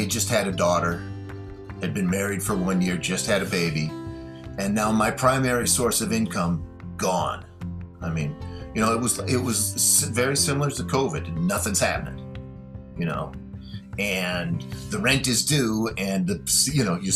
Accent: Chicago, Illinois, United States; I'm originally from Chicago

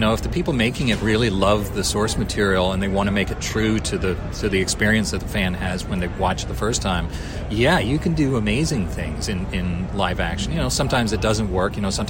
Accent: Japan; I grew up in Japan, so, you know, I really love very Japanese games, and so I think that's my favorite.

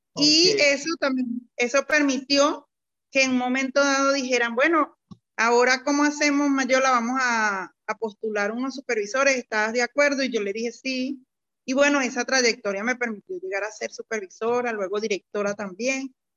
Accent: Venezuela; moved away as an adult; now in Colombia; yo soy venezolana, mm, de nacionalidad venezolana, y, pero actualmente me encuentro acá en Colombia residenciada en estos momentos

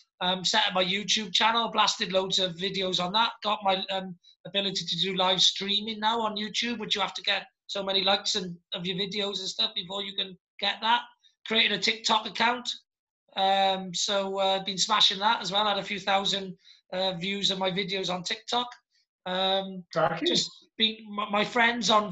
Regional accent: Wales, United Kingdom; I'm a Welsh Dragon

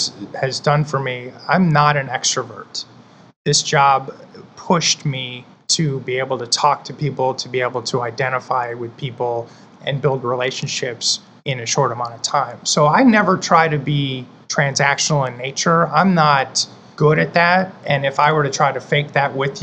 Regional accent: Michigan, United States; now in Tampa, United States; I live in Tampa, and then I was born and raised in Michigan

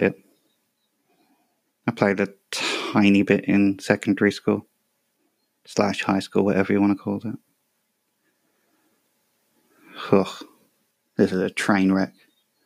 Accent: England, United Kingdom; I'm English

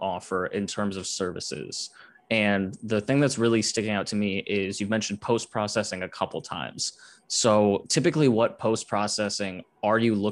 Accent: Cleveland, Ohio, United States; I grew up in the Cleveland area

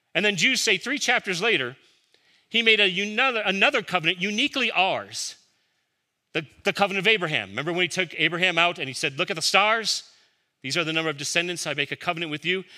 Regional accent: Chicago, Illinois, United States; Growing up in Chicago, my father kept a vegetable garden

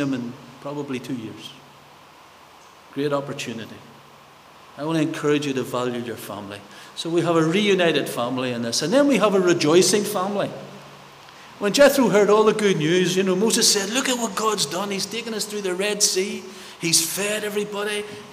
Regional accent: Belfast, Northern Ireland, United Kingdom; Growing up in North Belfast, many of my friends died during the paramilitaries, during the times

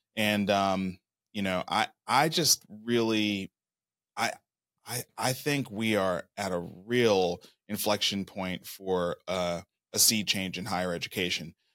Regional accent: Brooklyn, New York, United States; moved away as an adult; also born or lived in Atlanta / Nashville, Tennessee; I was born and raised in Brooklyn, New York

